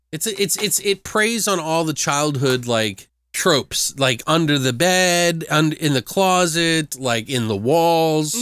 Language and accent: English; Maryland, United States; moved away; I am from Maryland originally